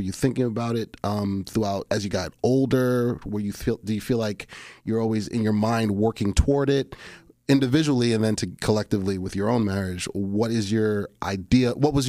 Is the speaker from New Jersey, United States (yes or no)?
yes; East Orange, New Jersey, United States; I grew up in East Orange, just a stone throws away. Still Jersey.